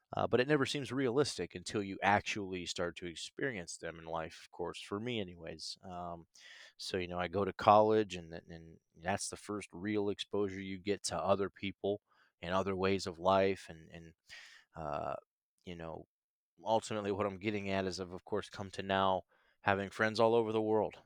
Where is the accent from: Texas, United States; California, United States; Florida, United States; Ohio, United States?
Ohio, United States; Canton; moved away as an adult; now in Nashville, United States; growing up in Canton, Ohio, um, it's not a small town